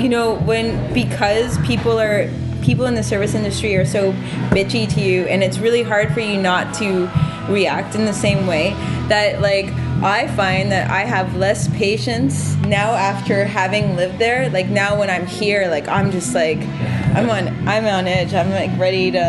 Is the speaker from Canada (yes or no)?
yes; Canada; moved away; also born or lived in New York; I'm actually Canadian